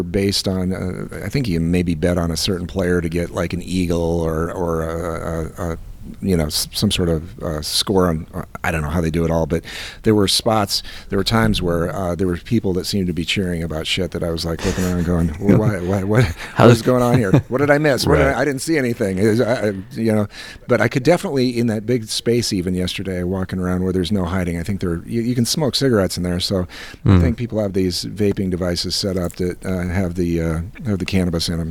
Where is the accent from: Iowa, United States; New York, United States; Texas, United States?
Iowa, United States; I'm from Iowa